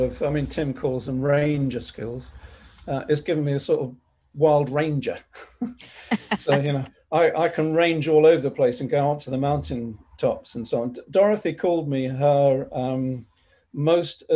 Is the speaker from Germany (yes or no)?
no; London, United Kingdom; I grew up in North London with my mum and dad